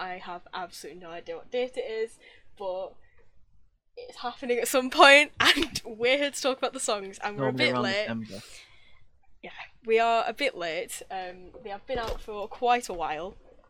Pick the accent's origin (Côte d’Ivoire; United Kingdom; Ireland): United Kingdom; I am from the UK